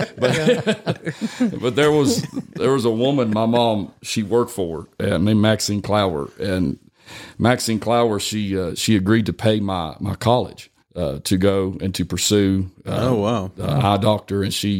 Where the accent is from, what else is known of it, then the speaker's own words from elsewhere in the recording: West Virginia, United States; I'm from West Virginia.